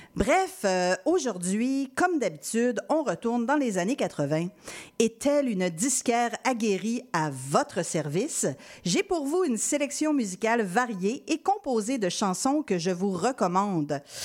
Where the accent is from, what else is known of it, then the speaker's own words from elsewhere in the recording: Quebec City, Quebec, Canada; je viens de Québec